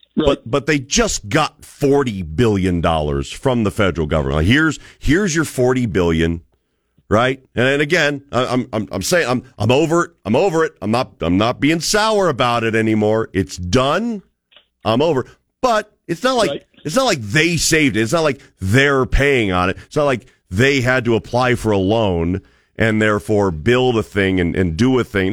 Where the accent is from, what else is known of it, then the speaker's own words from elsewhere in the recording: Cleveland, Ohio, United States; moved away as an adult; also born or lived in Birmingham, Alabama; now in Boise, United States; I grew up in Cleveland, Ohio